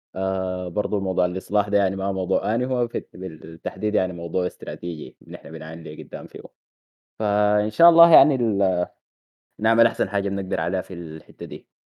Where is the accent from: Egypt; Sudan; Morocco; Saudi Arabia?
Sudan; نحن كسودانيين